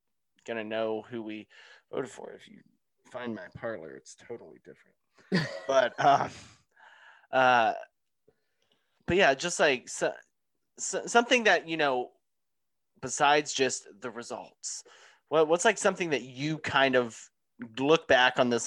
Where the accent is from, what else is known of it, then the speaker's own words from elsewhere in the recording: Atlanta, Georgia, United States; I'm from Atlanta, raised in Atlanta